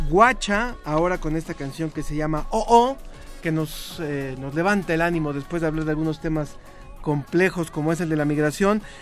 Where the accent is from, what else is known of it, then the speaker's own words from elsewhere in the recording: Colombia; Yo soy de origen colombiano.